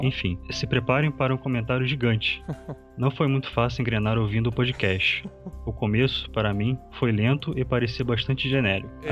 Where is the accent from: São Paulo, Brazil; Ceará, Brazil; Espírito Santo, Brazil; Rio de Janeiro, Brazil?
Rio de Janeiro, Brazil; eu sou do Rio de Janeiro e atualmente eu estudo